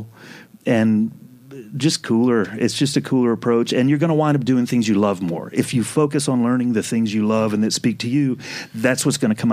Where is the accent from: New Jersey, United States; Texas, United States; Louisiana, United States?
Louisiana, United States; New Orleans; I'm from New Orleans.